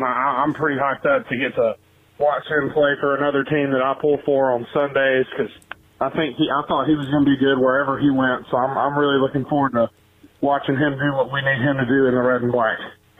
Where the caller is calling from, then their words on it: Gadsden, Alabama, United States; I'm from Gadsden.